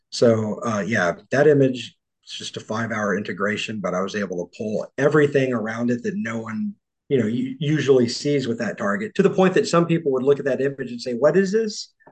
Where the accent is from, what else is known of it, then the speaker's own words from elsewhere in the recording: Texas, United States; I'm from yeah, I'm from Texas.